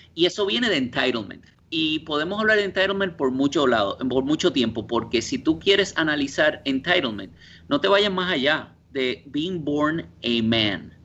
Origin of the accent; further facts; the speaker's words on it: Guaynabo, Puerto Rico; moved away as an adult; also born or lived in Indiana, United States / Italy; now in New York, United States; yo alegue que soy puertorriqueño, que allá me ven cuando te, pues, me miran raro cuando tengo acento